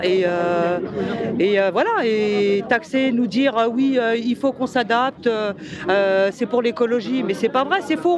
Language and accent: French; France; on est peut-être des Français